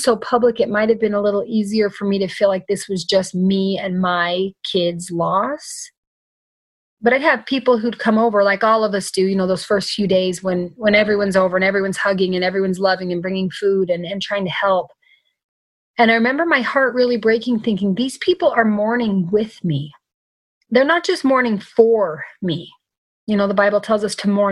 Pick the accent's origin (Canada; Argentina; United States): United States; as an American citizen, as a resident here